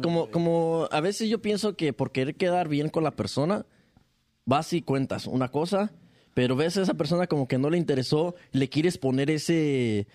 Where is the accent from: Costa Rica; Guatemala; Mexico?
Mexico; uno como, mexicano